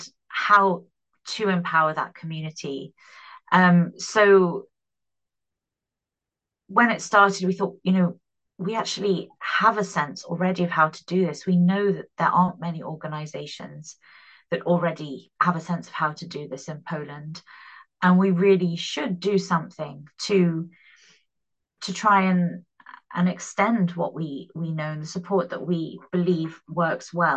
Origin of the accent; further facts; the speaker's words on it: United Kingdom; I am British.